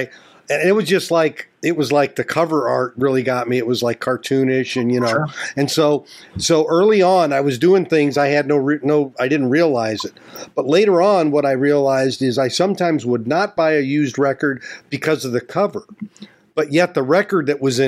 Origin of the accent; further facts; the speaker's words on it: Gary, Indiana, United States; I grew up in Gary, Indiana